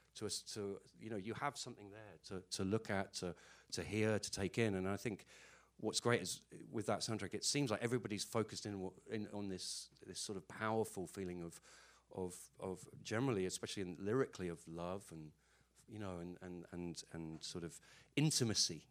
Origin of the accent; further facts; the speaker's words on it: Ireland; I'm Irish, so whether I like it or not, the Catholic thing just comes out.